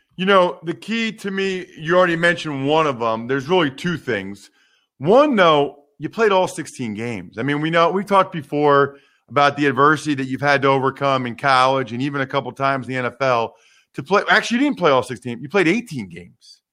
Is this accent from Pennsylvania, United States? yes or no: yes; Wyomissing, Pennsylvania, United States; from my hometown, Wyomissing, Pennsylvania